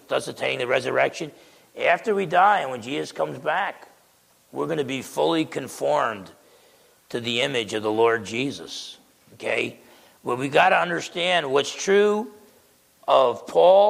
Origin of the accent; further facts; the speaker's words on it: New Jersey, United States; I grew up in New Jersey